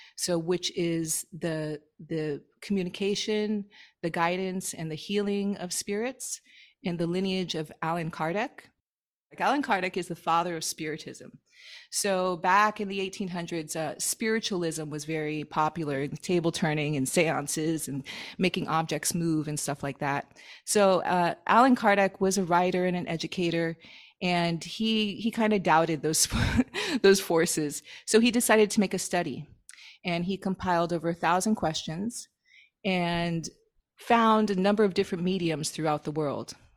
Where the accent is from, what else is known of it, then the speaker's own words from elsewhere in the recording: Miami, Florida, United States; moved away as an adult; also born or lived in upstate New York / Hawaii; I'm from Miami